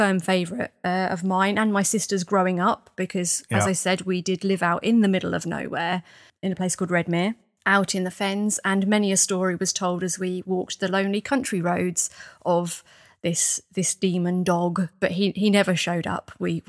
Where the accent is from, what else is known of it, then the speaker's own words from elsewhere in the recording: East of England, United Kingdom; I was born in the Fens, raised in the Fens.